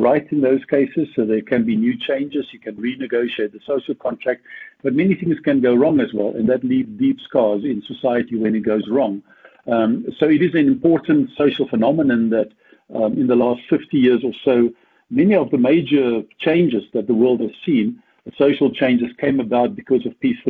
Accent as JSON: {"language": "English", "country": "South Africa", "tie": "born or raised there", "said": "I'm from South Africa, as you know, grew up here and studied here"}